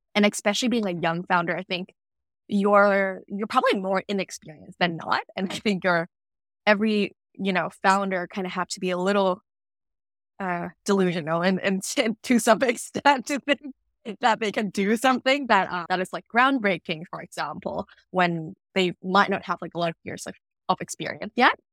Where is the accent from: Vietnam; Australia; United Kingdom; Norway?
Vietnam; moved away as an adult; now in Vancouver, Canada; I was born and raised in Vietnam, and, uh, I only moved to Vancouver in, for, like, university